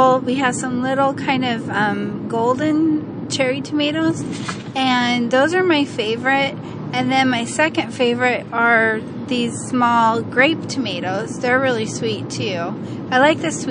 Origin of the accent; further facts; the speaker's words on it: Raymond, Washington, United States; it's my hometown